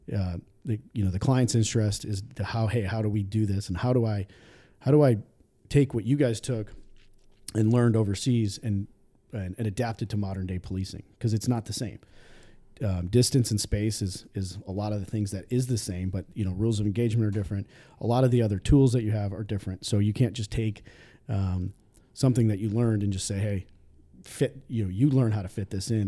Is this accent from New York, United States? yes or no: yes; Dunkirk, New York, United States; I grew up in a little town just south of Buffalo called Dunkirk, New York